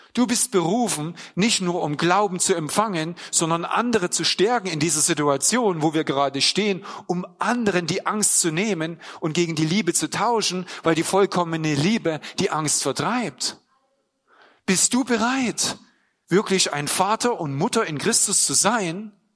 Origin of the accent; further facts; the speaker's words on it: Germany; ich bin in der DDR eben groß geworden